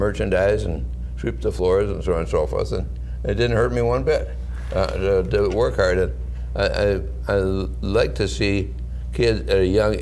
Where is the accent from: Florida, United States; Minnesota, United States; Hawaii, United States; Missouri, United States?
Minnesota, United States; St. Paul; I was born in 1935 in St. Paul, Minnesota, on the very, very poor end of St. Paul, Minnesota